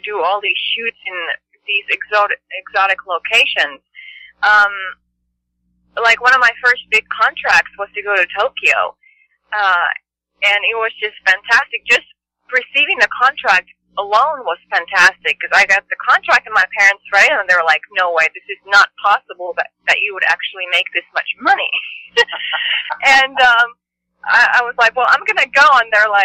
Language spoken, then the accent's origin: English; Finland; moved away; I was born and raised in Finland, and in the middle of nowhere, actually.